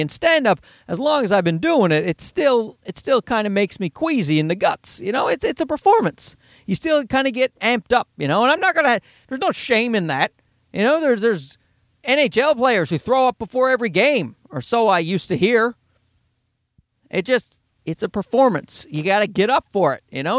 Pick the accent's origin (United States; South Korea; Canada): Canada; I'm Canadian